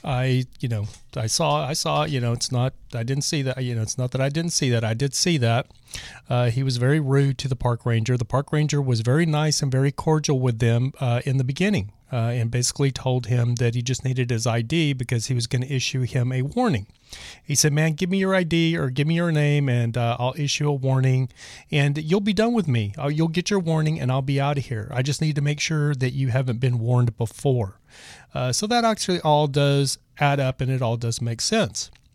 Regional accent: Texas, United States; moved away; also born or lived in Los Angeles, California / Joshua Tree, California; I'm originally from Texas

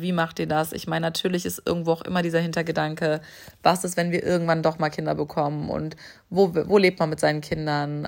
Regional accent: Hamburg, Germany; ich komme aus Hamburg, das hat tatsächlich auch was damit zu tun, dass hier irgendwie so meine Eltern sind, dass sich das für mich wirklich wie Heimat anfühlt

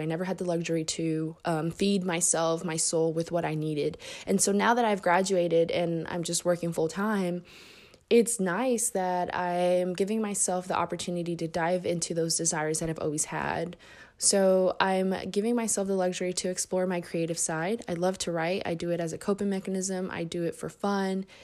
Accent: Indianapolis, Indiana, United States; also born or lived in Mexico City, Mexico; I moved to Indy when I was six years old, and I've been here since

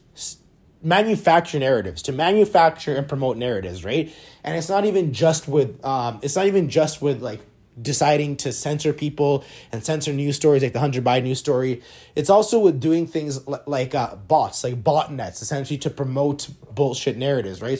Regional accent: Canada; Being a Canadian

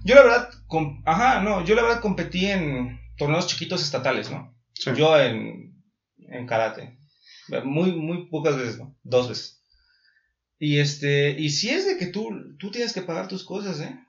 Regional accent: Mexico

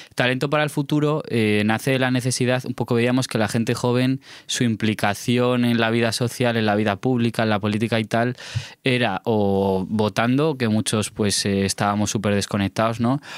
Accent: Alto Tajo, Guadalajara, Castilla-La Mancha, Spain

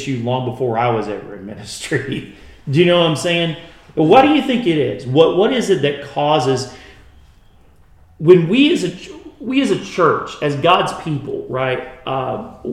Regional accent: Kentucky, United States; I'm from Kentucky

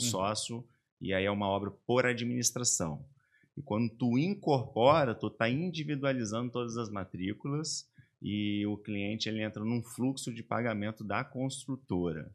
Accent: Vila Velha, Espírito Santo, Brazil; also born or lived in Coronel Fabriciano, Minas Gerais / Ipatinga, Minas Gerais; now in Santa Catarina, Brazil; Minha mãe foi morar no Espírito Santo, meus avós já estavam morando lá

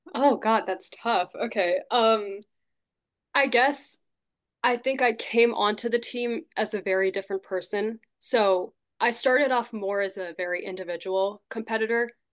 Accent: Shrewsbury, Massachusetts, United States; I'm from Shrewsbury in Massachusetts

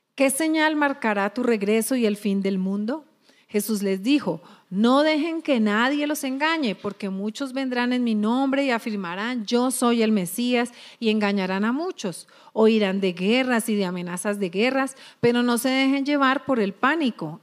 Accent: Colombia; nosotros somos colombianos, a ver, colombianos a mucho orgullo

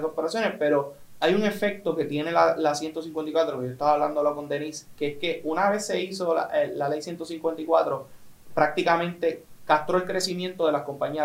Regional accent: Puerto Rico; como puertorriqueños

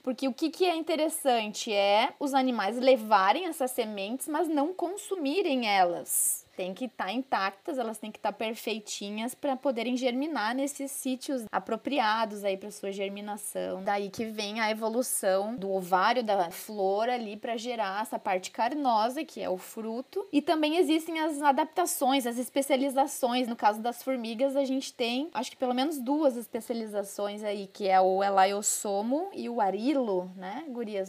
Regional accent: Porto Alegre, Rio Grande do Sul, Brazil; accent: gaúcho; Como vocês vão ver pelo meu sotaque, eu sou gaúcha, sou de Porto Alegre

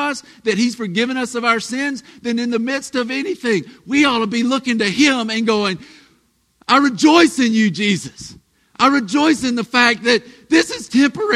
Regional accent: the South, United States; we're from the South

